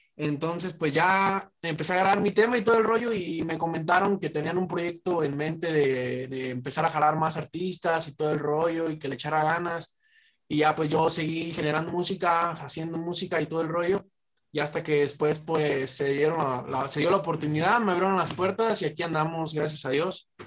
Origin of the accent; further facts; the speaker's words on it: Zamora, Michoacán, Mexico; yo soy de Zamora. La mayor parte del crew, bueno, todo el crew es de aquí de Jacona y yo soy de Zamora.